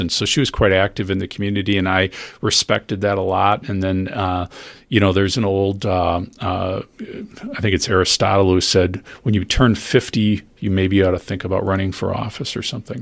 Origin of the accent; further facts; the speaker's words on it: Wauwatosa, Wisconsin, United States; I grew up in Wauwatosa